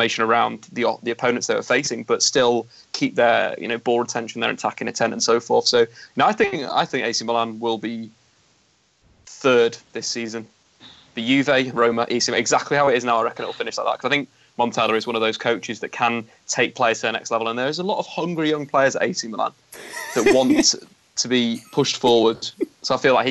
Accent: Manchester, North West England, United Kingdom; also born or lived in London; I was born in London and moved up to Manchester when I was 1 year old

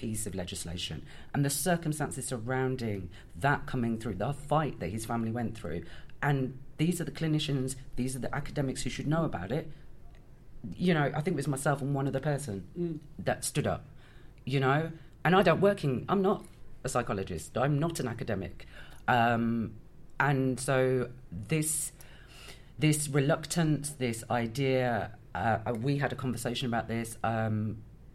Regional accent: Birmingham, West Midlands, United Kingdom; now in Bristol, United Kingdom; I'm originally from Birmingham, but I live in Bristol.

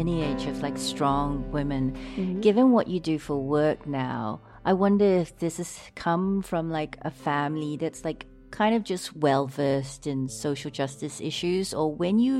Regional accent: Singapore; I grew up Catholic in Singapore

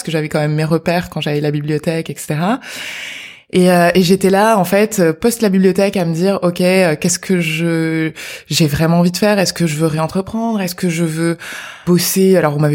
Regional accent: Marseille, Provence-Alpes-Côte d'Azur, France; donc euh, effectivement, je viens de Marseille, comme tu l'as dit.

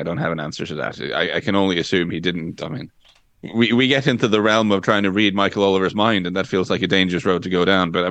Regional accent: Norway; for me being Norwegian, growing up in Norway in the 90s

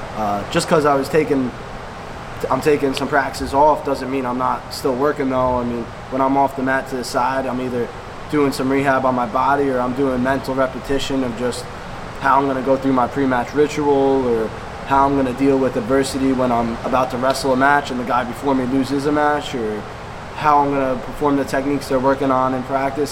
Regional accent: South Plainfield, New Jersey, United States; I came came from South Plainfield

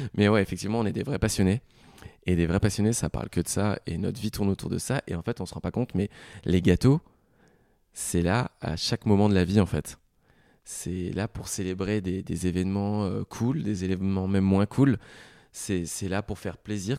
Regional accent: Lorraine, Grand Est, France; je suis lorrain

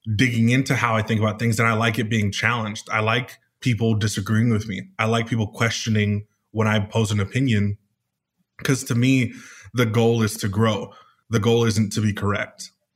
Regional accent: California, United States; now in Arizona, United States; I'm from California here in the United States. I live in Arizona right now

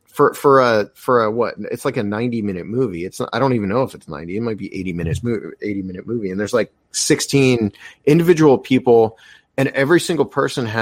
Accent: Appalachia, Southeast Ohio, United States; I grew up in Appalachia, like in my part of Ohio where I grew up is, you know, Eastern Ohio, far like Southeast Ohio

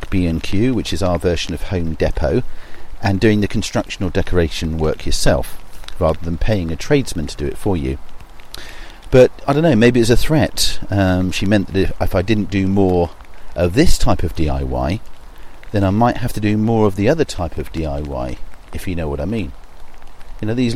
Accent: south coast of England, United Kingdom; my hometown on the south coast of England

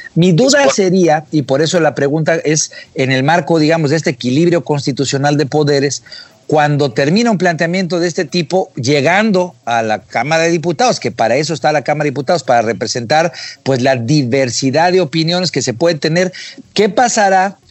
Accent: Mexico; como mexicanos

